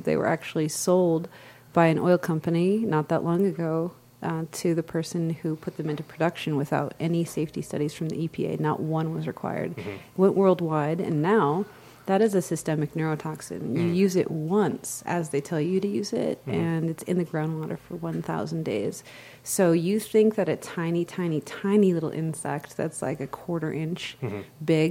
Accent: United States; as an American

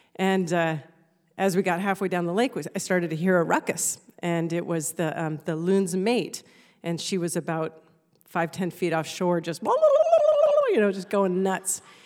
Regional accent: Alaska, United States; having been born and raised in Alaska

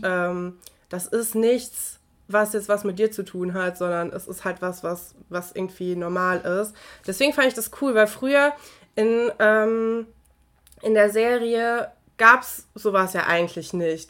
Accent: North Rhine-Westphalia, Germany; Wir kommen ja aus Nordrhein-Westfalen.

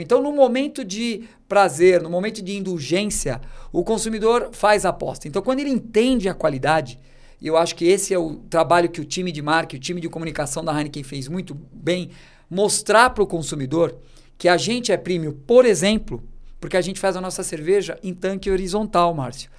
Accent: Brazil; como brasileiro

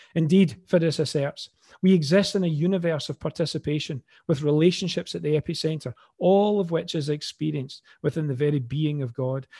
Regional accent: Glasgow, Scotland, United Kingdom; accent: Glaswegian; now in Falkirk, United Kingdom; another Glaswegian voice

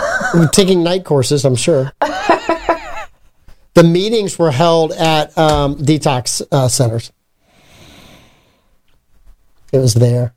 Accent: Southern United States, United States; I can't say it. I'm from the South.

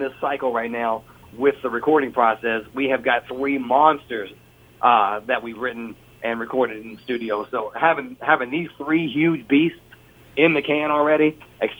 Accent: Lexington, Kentucky, United States; he is from my hometown

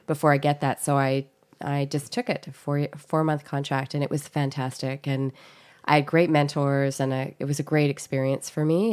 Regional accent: North Vancouver, British Columbia, Canada; I grew up in, in North Vancouver in Lynn Valley

